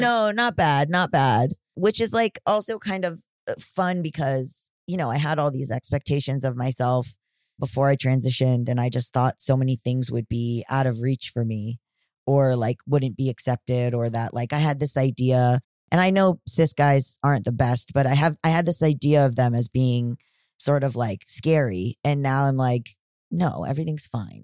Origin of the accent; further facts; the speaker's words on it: Florida, United States; I'm from Florida